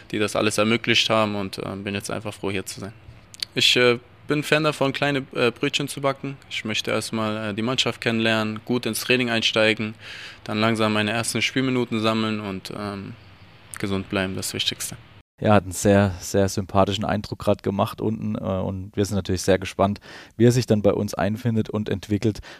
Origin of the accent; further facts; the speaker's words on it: Aachen, North Rhine-Westphalia, Germany; born there; Natürlich ein Stück weit auch äh, ja, die Nähe der, meiner Heimat. Ich komme ja gebürtig aus Aachen